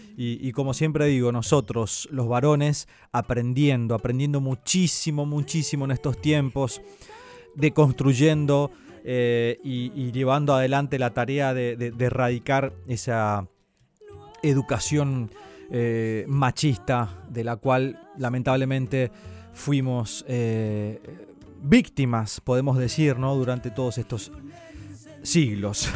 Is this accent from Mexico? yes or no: no; Santo Tomé, Corrientes, Argentina; moved away; Santo Tomé, de mi tierra hermosa